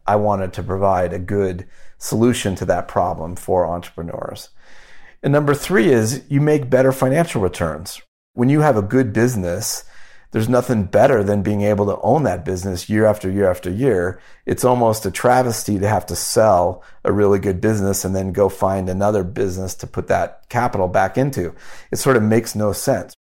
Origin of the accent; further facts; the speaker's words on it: United States; also born or lived in Wyoming / Omaha, Nebraska; I grew up in Wyoming and Omaha, Nebraska